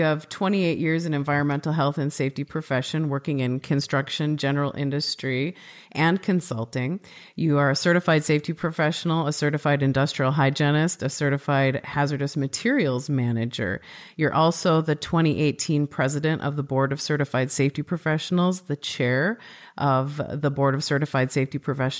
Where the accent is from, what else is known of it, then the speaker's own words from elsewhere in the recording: Midwest, United States; And it turns out we're both from the Midwest, so we immediately bonded over our accents.